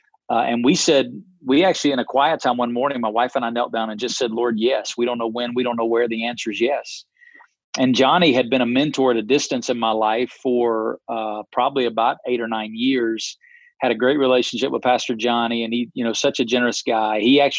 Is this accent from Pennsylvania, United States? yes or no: no; Alabama, United States; moved away as an adult; also born or lived in East Coast; now in Las Vegas, United States; born and raised in Alabama, a long way from where I live now in Las Vegas, Nevada. Came to know Christ as a freshman in college.